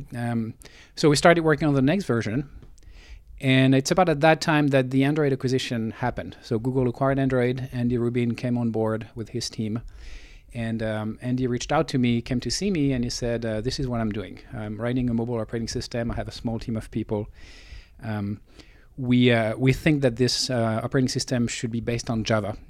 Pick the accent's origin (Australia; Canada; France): France; moved away as an adult; now in Silicon Valley, United States; I was born in France, grew up in France, and I moved to Silicon Valley uh, about 20 years ago.